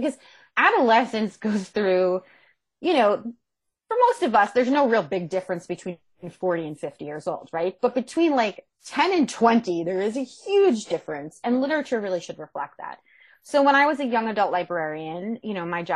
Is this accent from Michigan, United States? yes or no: no; Monmouth County, New Jersey, United States; moved away